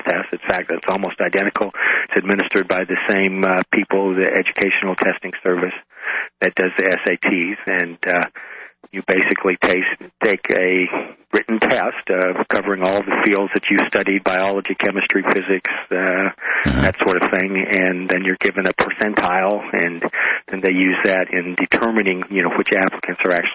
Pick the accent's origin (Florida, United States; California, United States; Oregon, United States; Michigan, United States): Oregon, United States; moved away as an adult; also born or lived in Tacoma, Washington / New York City; I'm originally from the West Coast, from Oregon